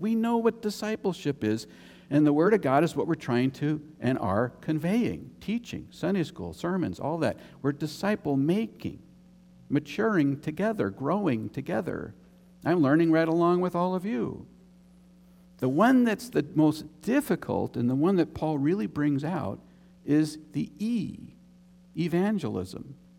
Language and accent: English; United States; also born or lived in Germany; I'm American.